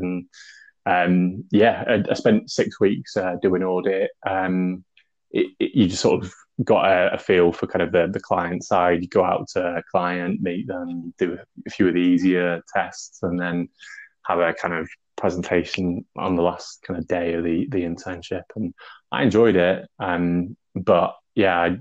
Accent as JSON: {"language": "English", "town": "Grimsby", "region": "Yorkshire and the Humber", "country": "United Kingdom", "tie": "born or raised there", "also_born_or_lived": "London", "moved": "as an adult", "said": "I moved up to Grimsby from London when I was about 8 years old."}